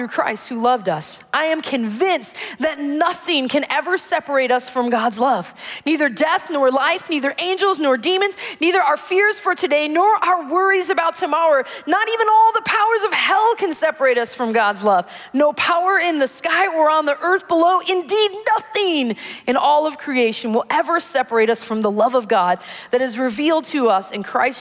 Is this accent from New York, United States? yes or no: no; Wisconsin, United States; growing up in Wisconsin